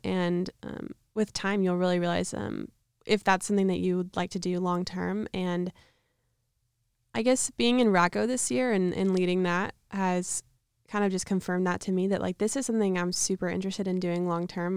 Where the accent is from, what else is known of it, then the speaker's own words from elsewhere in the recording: outside of Dallas, Texas, United States; I'm from outside of Dallas, Texas